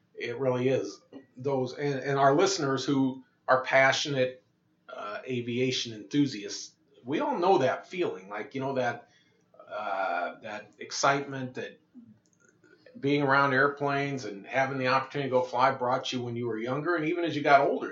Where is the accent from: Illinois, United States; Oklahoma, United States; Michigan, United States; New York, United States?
Illinois, United States; Moline; I grew up in Moline, uh, home of uh, Deere and Company